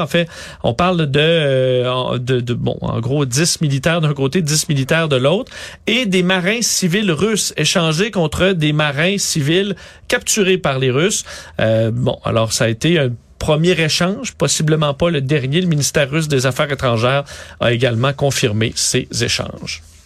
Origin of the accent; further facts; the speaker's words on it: Quebec City, Quebec, Canada; je viens de Québec